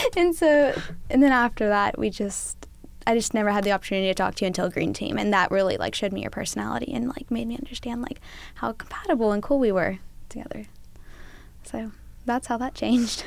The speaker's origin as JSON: {"language": "English", "town": "Helena", "region": "Alabama", "country": "United States", "said": "I'm a junior majoring in medical industrial distribution from Helena, Alabama"}